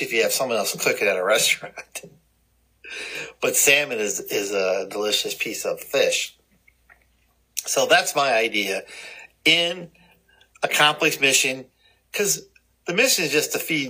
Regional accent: Cleveland, Ohio, United States; I grew up around Lake Erie in Cleveland

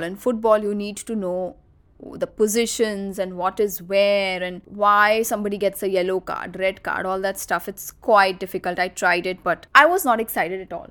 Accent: Nagpur, Maharashtra, India; my father built his dream house in my hometown in Nagpur

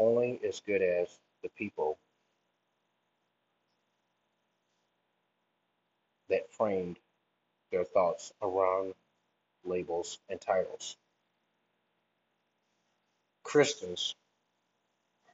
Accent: Deep South, United States; growing up in the Deep South

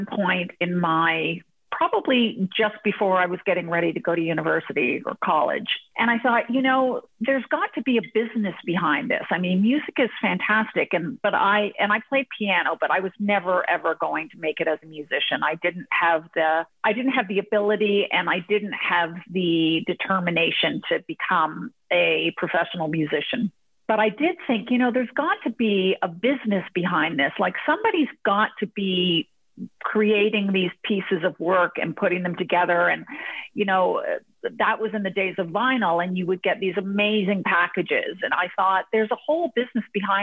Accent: Hamilton, Ontario, Canada; moved away as an adult; also born or lived in Toronto / United Kingdom / London; now in United States; I'm actually from Hamilton. I was born in Hamilton.

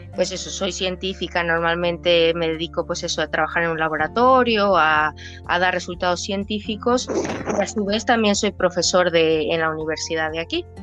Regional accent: Villa de Álvarez, Colima, Mexico; moved away; soy de Colima, eh, mi, barrio era Villa de Álvarez

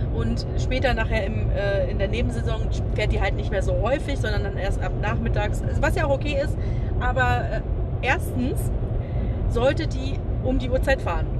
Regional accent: Germany; als Deutsche

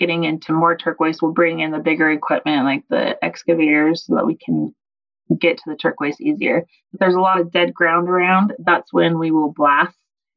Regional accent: Arizona, United States; now in Nevada, United States; I was born and raised in Arizona

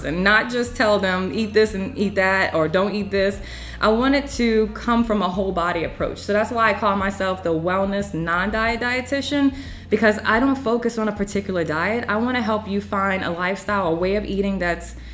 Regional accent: New Orleans, Louisiana, United States; moved away as an adult; now in North Carolina, United States; I'm from New Orleans

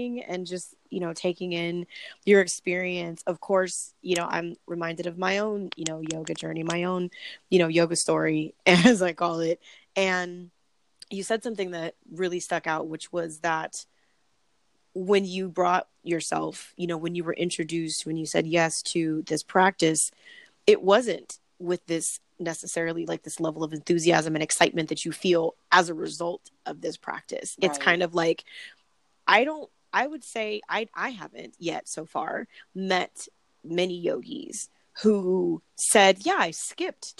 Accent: Long Beach, California, United States; I'm from Long Beach, California

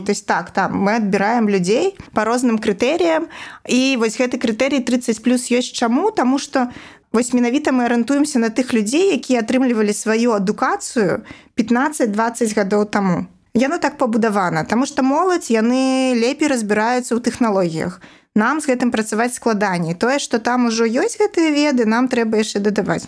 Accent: Babruysk, Mogilev Region, Belarus; moved away as an adult; also born or lived in Minsk; now in Babruysk, Belarus; Бабруйск это мой родны горад

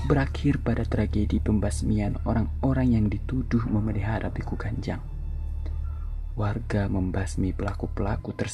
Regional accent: North Sumatra, Indonesia; Aku adalah orang Batak, dan tempat tinggalku sekarang berada di daerah Kaldera Toba.

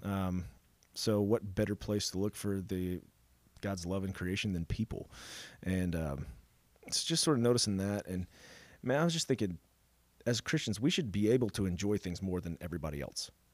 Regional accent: Dallas, Texas, United States; I come from Dallas

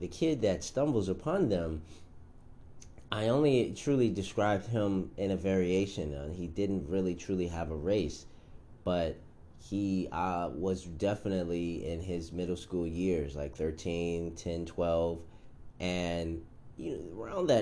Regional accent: United States; since I am American, I guess I have to say African American

